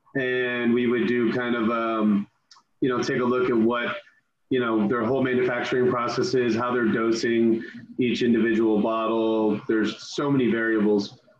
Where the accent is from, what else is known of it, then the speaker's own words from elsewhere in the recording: San Francisco, California, United States; I grew up in San Francisco.